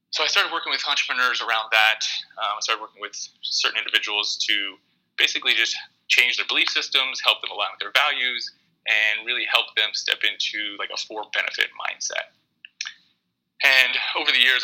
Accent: Pennsylvania, United States; moved away as an adult; now in San Diego, United States; I'm from Pennsylvania

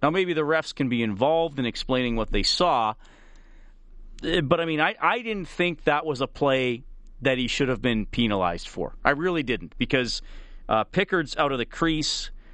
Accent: Canada; I'm Canadian

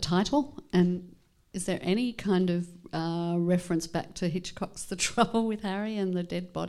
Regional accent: Sydney, New South Wales, Australia; I was born in Sydney

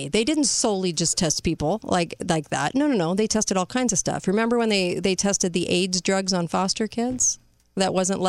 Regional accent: California, United States; now in Utah, United States; I'm from California, but live in Utah.

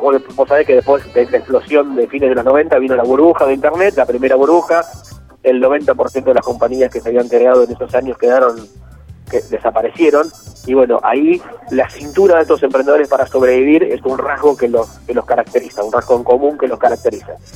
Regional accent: Rivera, Buenos Aires Province, Argentina; Yo soy de la zona, soy de Rivera, por ahí más o menos cerca.

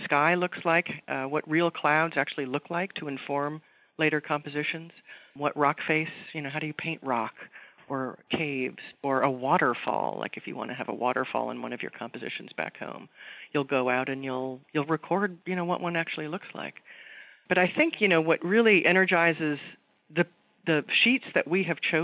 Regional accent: Los Angeles, California, United States; I'm from Southern California, and I've heard many artists coming from the Northeast to Los Angeles, where I grew up

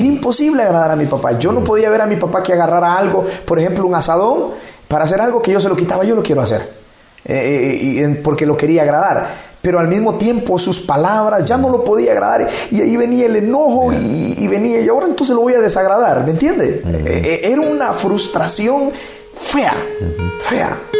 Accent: La Labor, Ocotepeque, Honduras; moved away as an adult; also born or lived in Santa Rosa de Copán, Honduras; now in Ecuador; Soy hondureño. Nací en un pueblo eh, del municipio de La Labor, en Ocotepec

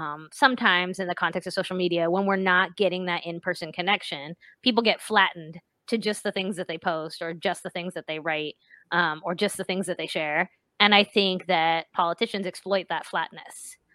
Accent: West Virginia, United States; moved away as an adult; For as long as I lived in West Virginia, actually, at this point, believe it or not. I was born there. I lived there all the way through high school.

